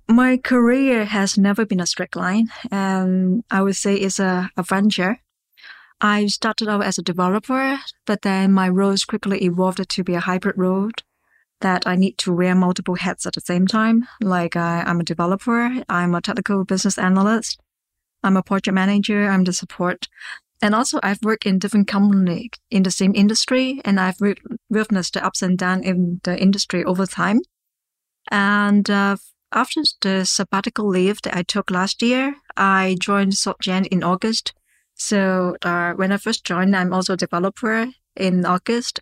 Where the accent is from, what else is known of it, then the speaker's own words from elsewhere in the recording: Hong Kong; I'm locally from Hong Kong, and I receive my educations in Hong Kong.